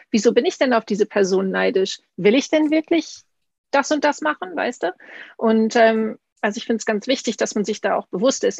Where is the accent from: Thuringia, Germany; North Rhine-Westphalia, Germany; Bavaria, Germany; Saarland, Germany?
North Rhine-Westphalia, Germany; Münsterland; ich bin aus Münsterland, aber meine, mein Opa kam aus Ostfriesland